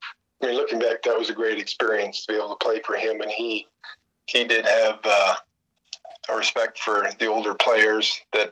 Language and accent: English; South Dakota, United States; They heard that I was from South Dakota, said I'd never been there.